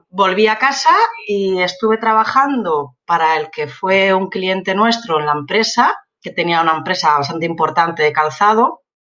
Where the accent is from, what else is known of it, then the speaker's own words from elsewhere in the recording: Elche, Valencian Community, Spain; also born or lived in Madrid; yo soy de Elche y en Elche lo que más hay o había son empresas de calzado